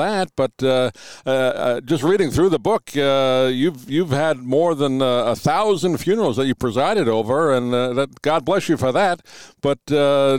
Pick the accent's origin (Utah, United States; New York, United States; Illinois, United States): New York, United States; I grew up in New York, so I had friends of many different religions